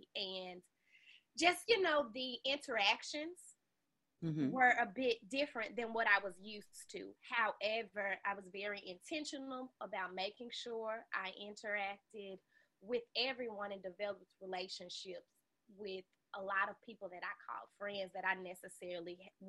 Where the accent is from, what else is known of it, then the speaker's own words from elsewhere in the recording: Memphis, Tennessee, United States; which is where I spent most of my life growing up in Memphis.